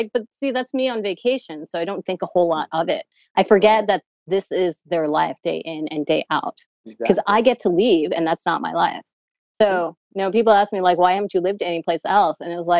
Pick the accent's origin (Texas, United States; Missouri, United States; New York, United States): New York, United States; New York City; I've never lived any other place besides New York City.